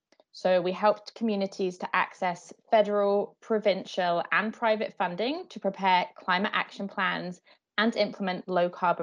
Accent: United Kingdom; moved away as an adult; now in Canada; I'm from the UK, you can probably tell from my accent.

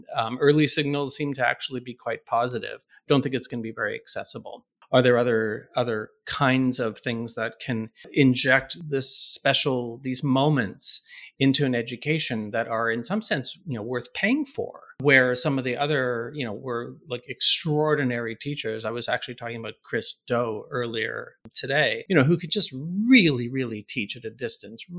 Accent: Canada; moved away; I'm Canadian

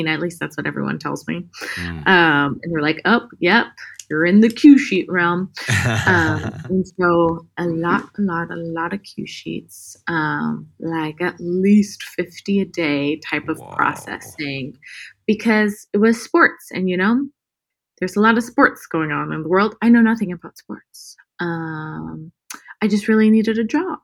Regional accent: Murrieta, California, United States; also born or lived in Palm Springs, California; now in Los Angeles, United States; grew up in California, born and raised, Southern California, Palm Springs, born. And then I was raised in Marietta. It's near Temecula

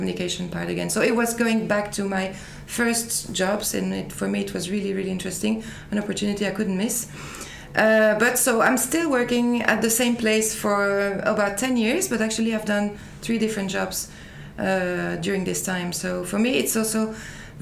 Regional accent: Liège area, Wallonia, Belgium; moved away as an adult; now in Brussels, Belgium; I'm Belgian. I was born in the area of Liège. That's about 100 kilometers from Brussels. But then I moved to Brussels for work.

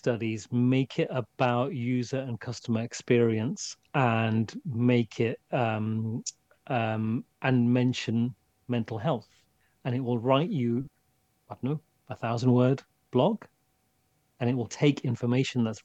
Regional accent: England, United Kingdom; England is home to me. And the cold is part of being English and being in England.

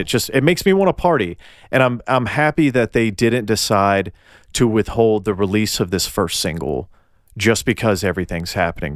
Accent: Tennessee, United States; I'm from Tennessee and we mispronounce everything

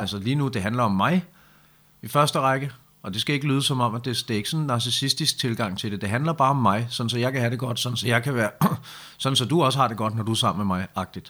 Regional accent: Denmark

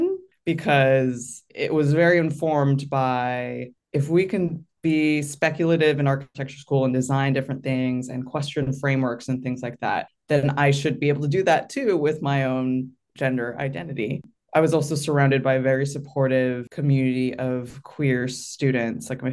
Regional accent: San Francisco Bay Area, California, United States; I grew up in the San Francisco Bay Area

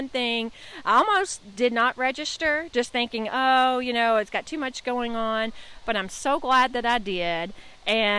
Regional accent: Owensboro, Kentucky, United States; I'm from Owensboro, Kentucky.

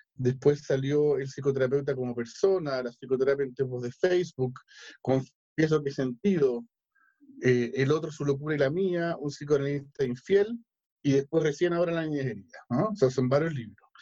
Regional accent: Chile; soy chileno

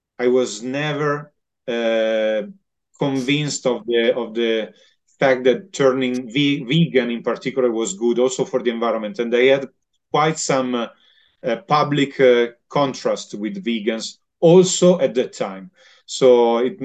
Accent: Milan, Lombardy, Italy; I'm from Milan. So Lombardy is a very meat-oriented region

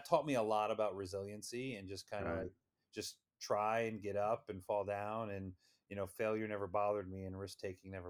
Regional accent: New York area, United States; I'm an East Coaster. Grew up in the New York area

